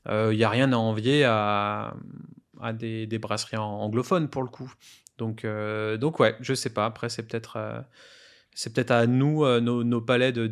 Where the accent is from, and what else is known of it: France